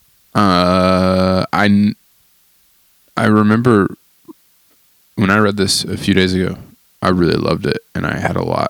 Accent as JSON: {"language": "English", "region": "East Tennessee", "country": "United States", "accent": "East Tennessee"}